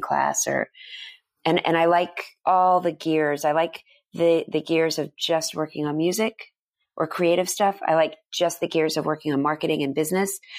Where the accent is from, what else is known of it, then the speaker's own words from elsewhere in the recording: Dallas, Texas, United States; moved away; I grew up in Dallas, Texas, mostly went to an all-girls school